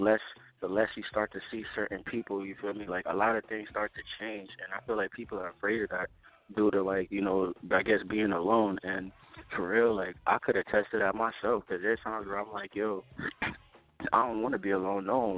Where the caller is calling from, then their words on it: Columbus, Ohio, United States; I'm calling from Columbus, Ohio.